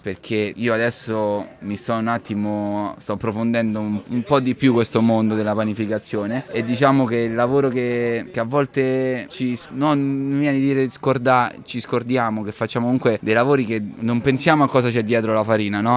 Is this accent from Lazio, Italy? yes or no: yes; Rome, Lazio, Italy; moved away as an adult; also born or lived in England / Milan; essendo romano